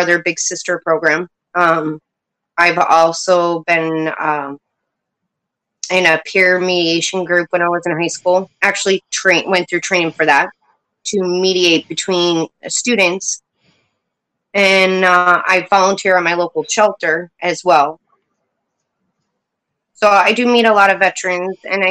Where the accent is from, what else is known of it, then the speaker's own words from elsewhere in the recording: Poughkeepsie, New York, United States; now in upstate New York, United States; I was born in Poughkeepsie, about an hour from New York City. So I grew up with a pretty tough life